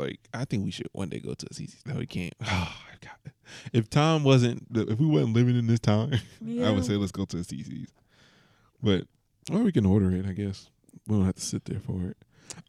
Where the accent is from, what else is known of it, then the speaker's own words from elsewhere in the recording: Atlanta, Georgia, United States; I'm from Atlanta, Georgia.